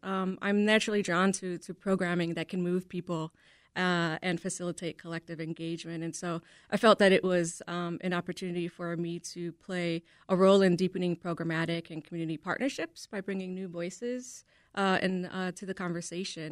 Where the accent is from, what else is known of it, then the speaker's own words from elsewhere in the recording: Chicago, Illinois, United States; I am a native Chicagoan, born and raised on the South Side in the Brighton Park community